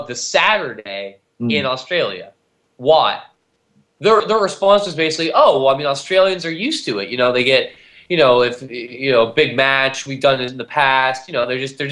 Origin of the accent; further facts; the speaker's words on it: Canada; as a Canadian